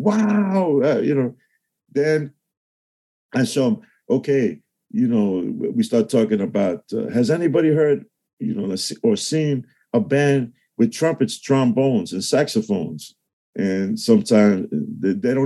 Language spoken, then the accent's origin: English; New York City, New York, United States; the South Bronx. Cool DJ Herc went to the high school across the street